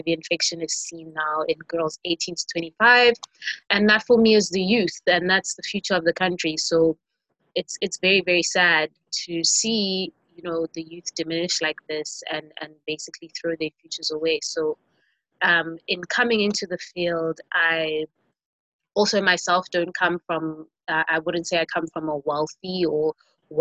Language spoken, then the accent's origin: English; KwaZulu-Natal, South Africa; KwaZulu-Natal, which is the province that I'm from South Africa.